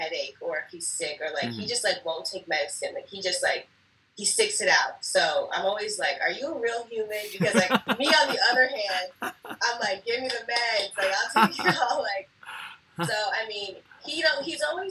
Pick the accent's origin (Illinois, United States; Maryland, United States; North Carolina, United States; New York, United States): New York, United States; moved away; I'm originally from New York. So I grew up a Giants fan, Yankees fan, New York Knicks